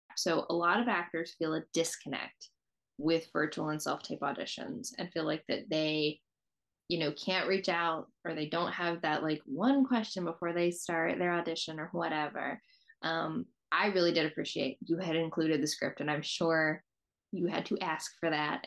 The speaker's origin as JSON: {"language": "English", "region": "Southeast", "country": "United States", "tie": "born or raised there", "said": "I grew up in the Southeast"}